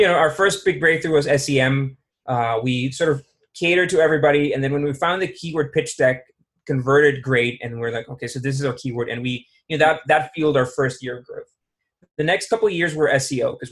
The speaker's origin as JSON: {"language": "English", "town": "San Jose", "region": "San José", "country": "Costa Rica", "tie": "born or raised there", "also_born_or_lived": "New York", "said": "I'm Costa Rican."}